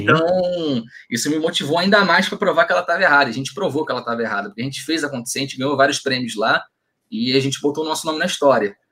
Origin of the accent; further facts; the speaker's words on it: São Gonçalo, Rio de Janeiro, Brazil; sou de São Gonçalo